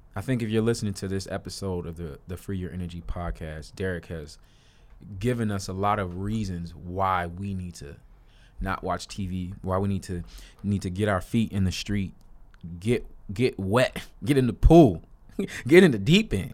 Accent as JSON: {"language": "English", "town": "Chicago", "region": "Illinois", "country": "United States", "said": "I'm from Chicago, I'm a city boy"}